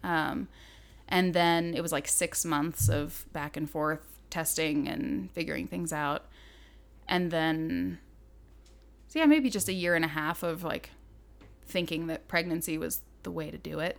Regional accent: Southern Idaho, United States; moved away as an adult; now in Montana, United States; I grew up in Southern Idaho

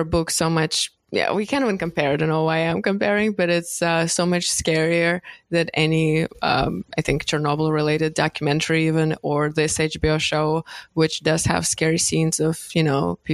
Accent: Moscow, Russia; moved away; coming from there, I grew up in Moscow

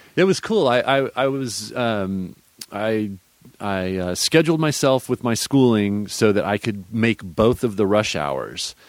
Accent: Austin, Texas, United States; I grew up here in Texas in the in the hill country, where uh, around Austin

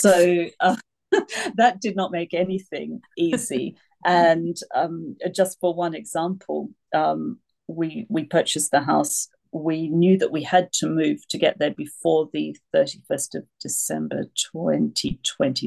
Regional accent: Australia; moved away as an adult; also born or lived in United Kingdom; now in France; I moved from Australia to the UK when I was 18

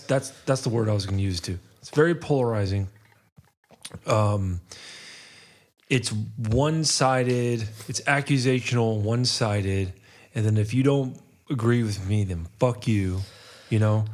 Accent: Atlanta, Georgia, United States; I grew up in Atlanta

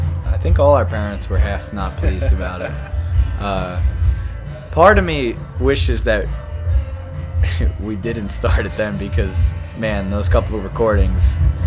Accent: New Jersey, United States; well, I'm from Jersey.

